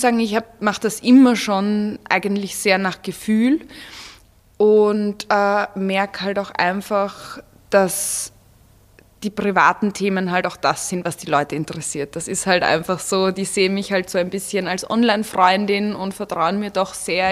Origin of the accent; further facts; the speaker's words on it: Vienna, Austria; moved away as an adult; now in Salzburg, Austria; ich bin in Wien aufgewachsen und geboren